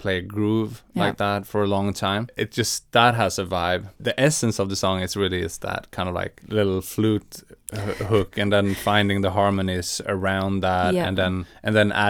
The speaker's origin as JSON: {"language": "English", "region": "Swedish West Coast", "country": "Sweden", "said": "And we're both from the Swedish West Coast."}